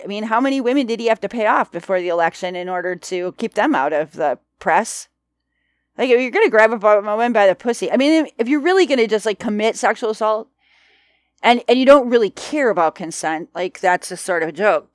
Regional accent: United States; we're American

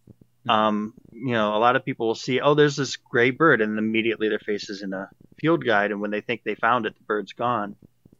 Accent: Ohio, United States; also born or lived in New York City; I grew up out here in Ohio, and I was always, like, kind of in nature growing up as a kid

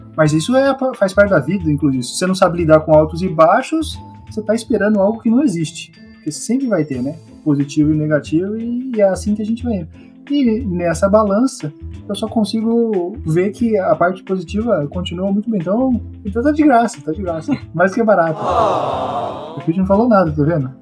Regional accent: Brazil; now in Japan; Quando eu saí do Brasil, quem viu tudo as coisas para eu vir aqui pro Japão foi meu tio.

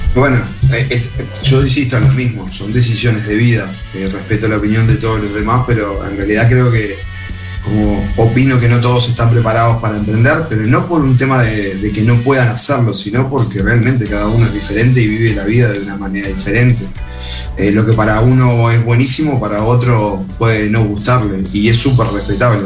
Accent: Rodríguez, Canelones, Uruguay; also born or lived in Montevideo; yo soy el canario cuando voy a Montevideo y a mucho orgullo y seguiré siendo el canario, es más, yo vivo, soy de una zona rural. En Rodríguez

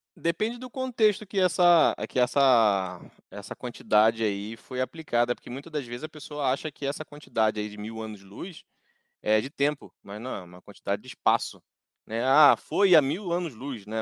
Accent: Rio de Janeiro, Brazil; moved away; Eu que sou lá do Rio de Janeiro

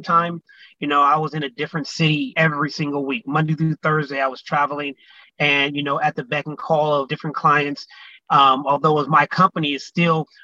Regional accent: San Jose, California, United States; now in Atlanta, United States; I'm a native from San Jose, California. Moved here to Atlanta back in 2001.

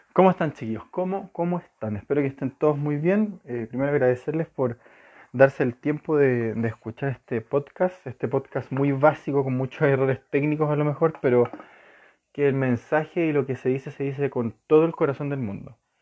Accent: Chile; Santiago de Chile, yo soy chileno

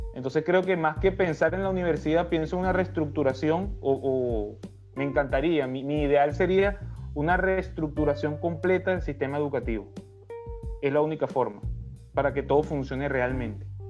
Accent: Venezuela; somos nosotros los venezolanos

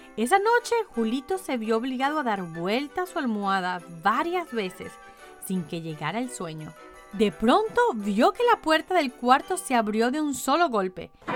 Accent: Caracas, Capital District, Venezuela; moved away; mi ciudad natal, Caracas

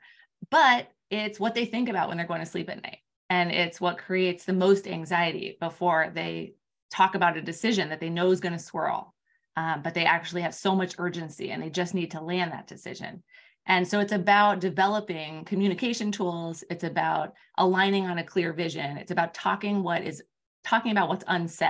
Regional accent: Palo Alto, California, United States; I grew up in Palo Alto. I was across the street from Stanford

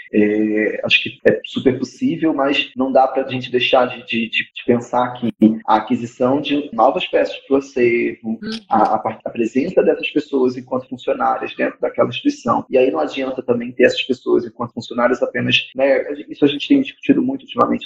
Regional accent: Rio de Janeiro, Brazil; eu tô em São Paulo agora, eu sou do Rio

